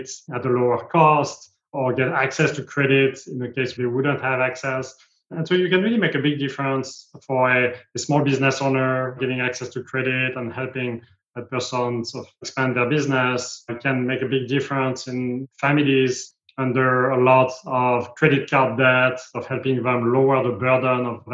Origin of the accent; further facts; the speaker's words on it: south of France, France; English is a second language; moved away as an adult; also born or lived in New York / California; now in United States; I was born in France, as you can tell, and grew up there in the south of France by the sea